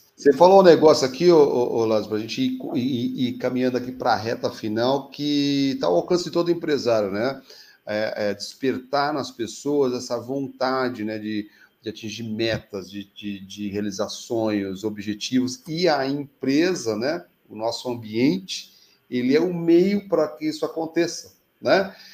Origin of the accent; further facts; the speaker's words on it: São Paulo, Brazil; now in Curitiba, Brazil; eu sou paulistano, já estou há 26 anos aqui em Curitiba